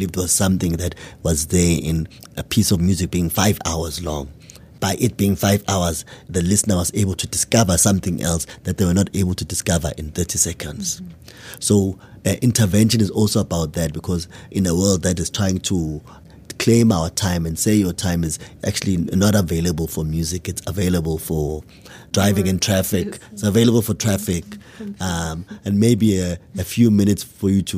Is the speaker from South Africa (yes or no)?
yes; Matateni, KwaZulu-Natal, South Africa; in the environment I grew up in Matateni, in KwaZulu-Natal